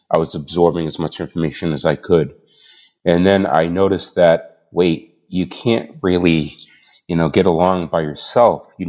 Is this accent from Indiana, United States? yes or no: no; Boston, Massachusetts, United States; also born or lived in Canada / Australia / West Coast; now in Manchester, United States; I'm originally from Boston. I now live in Manchester, New Hampshire, but moved down to New Hampshire from Canada. And before that, I was in Australia. And before that, I was in the States on the West Coast and moved all the way across the country.